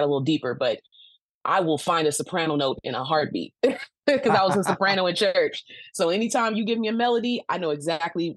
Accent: Los Angeles, California, United States; Growing up in Los Angeles

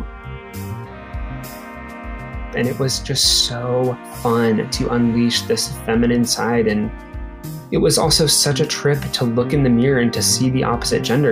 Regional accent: Nebraska, United States; growing up in Nebraska, pre-social media, pre-internet

